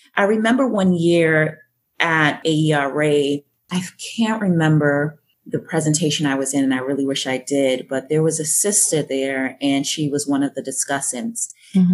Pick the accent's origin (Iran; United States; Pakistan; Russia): United States; Boston, Massachusetts; born or raised there; accent: Yankee twang; also born or lived in Jamaica